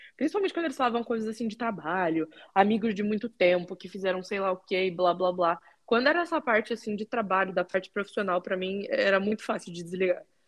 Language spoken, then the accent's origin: Portuguese; Curitiba, Paraná, Brazil; moved away as an adult; also born or lived in United States / Canada / Portugal; now in Ragusa, Italy; eu sou de Curitiba